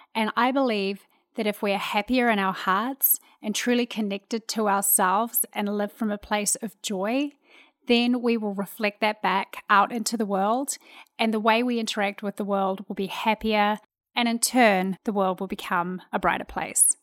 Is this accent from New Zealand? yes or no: yes; New Zealand; moved away as an adult; now in Houston, United States; I'm a New Zealand girl living in Houston, Texas.